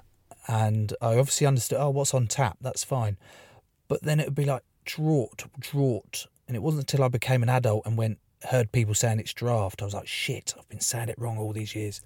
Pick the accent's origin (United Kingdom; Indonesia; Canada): United Kingdom; East Sussex, South East England; I grew up in East Sussex, a little town in East Sussex